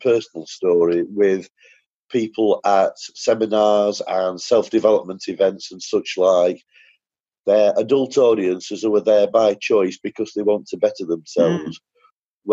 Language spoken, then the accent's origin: English; United Kingdom; I'm now back in the UK